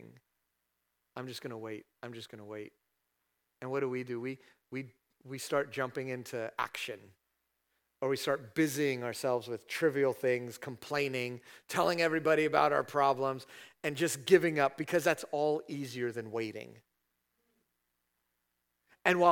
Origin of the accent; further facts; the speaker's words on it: California, United States; now in Statesville, United States; I'm from California